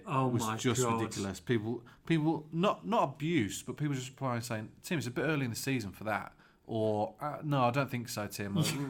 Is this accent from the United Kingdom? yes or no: yes; England, United Kingdom; also born or lived in United States; I'm English, but I was in the US on a football scholarship for 4 years.